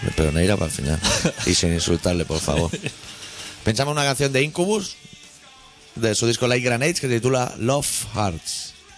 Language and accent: Spanish; Catalonia, Spain; siendo catalán por el mundo